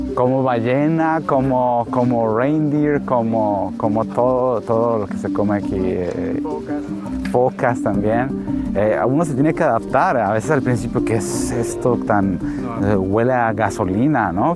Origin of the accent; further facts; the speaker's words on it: Tijuana, Baja California, Mexico; moved away as an adult; also born or lived in San Diego; now in Greenland; soy mexicano. Yo crecí en Tijuana, en la región de Tijuana y San Diego